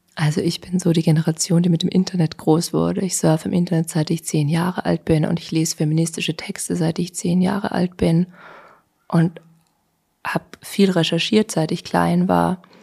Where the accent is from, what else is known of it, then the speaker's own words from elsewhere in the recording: Vienna, Austria; also born or lived in Berlin; Wien doch meine Heimat ist